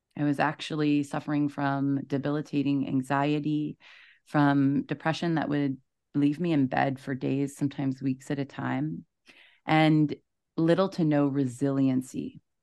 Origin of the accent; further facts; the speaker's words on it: East Coast, Canada; moved away as an adult; also born or lived in Toronto; I'm from the East Coast. I moved to Toronto